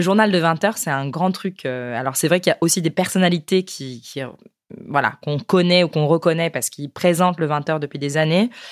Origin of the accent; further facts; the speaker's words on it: France; nous chez nous en France